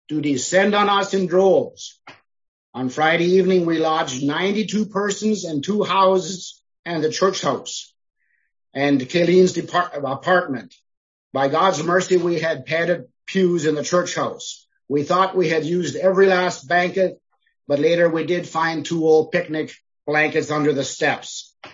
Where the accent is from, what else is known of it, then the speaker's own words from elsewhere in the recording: Chernivtsi Oblast, Ukraine; So I'm from Sheepensee, that's southwestern Ukraine, Chernivtsi Oblast.